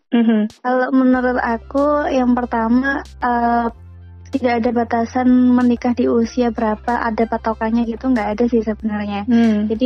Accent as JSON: {"language": "Indonesian", "town": "Bojonegoro", "region": "East Java", "country": "Indonesia", "tie": "born there", "lives_now": "Surabaya, Indonesia", "said": "jadi perkenalkan … Mm-hmm. Saya asli lahirnya dari Bojonegoro. Mm-hmm. Kemudian mulai di Surabaya itu sejak 2011 karena kuliah di UNER"}